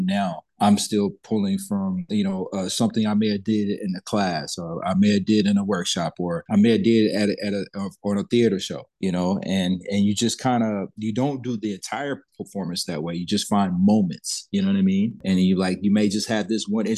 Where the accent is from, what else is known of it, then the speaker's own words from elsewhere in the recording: Texas, United States; also born or lived in Alexandria, Louisiana; I reside in Dallas, Texas